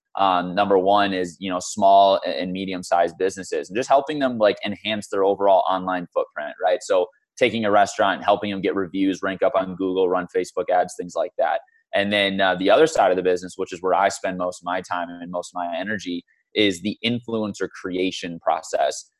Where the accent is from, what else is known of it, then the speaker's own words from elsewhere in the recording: Michigan, United States; moved away as an adult; also born or lived in St. Louis, Missouri; now in Scottsdale, United States; was brought to Michigan when I was in second grade with my family. Um, grew up in Michigan pretty much my entire life until just over a year ago when I moved out here to Scottsdale.